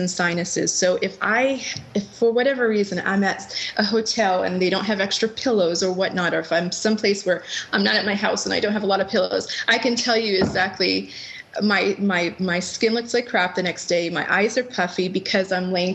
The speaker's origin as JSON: {"language": "English", "region": "New England", "country": "United States", "tie": "born or raised there", "said": "I grew up in New England. I come from a very huge, passionate sports Boston-loving family"}